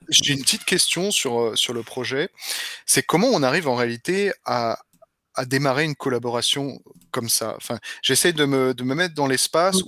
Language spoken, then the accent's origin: French; France; moved away as an adult; now in Germany; je suis français, hein, mais euh, je suis basé en Allemagne depuis euh, maintenant une dizaine d'années